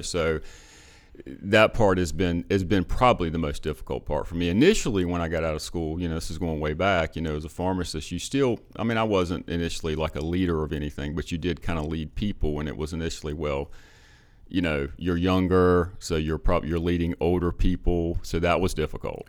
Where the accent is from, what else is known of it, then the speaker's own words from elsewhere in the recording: Perquimans County, North Carolina, United States; I grew up in Perquimans County